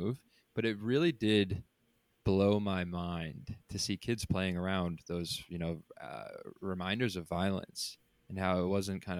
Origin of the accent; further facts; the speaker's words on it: Newtown, Connecticut, United States; moved away; I'm also from Newtown, Connecticut, where there was that large school shooting.